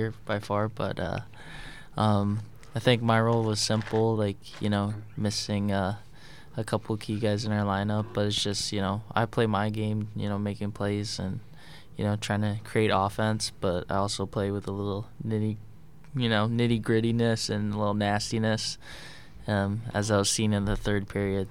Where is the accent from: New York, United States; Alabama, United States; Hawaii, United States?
Hawaii, United States; growing up in Hawaii